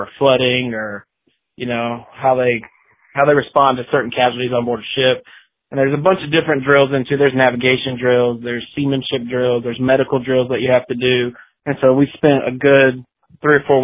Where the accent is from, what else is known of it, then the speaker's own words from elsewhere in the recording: 30 minutes north of Pensacola, Florida, United States; also born or lived in Texas; I grew up like 30 minutes north of Pensacola, so I consider Pensacola my hometown.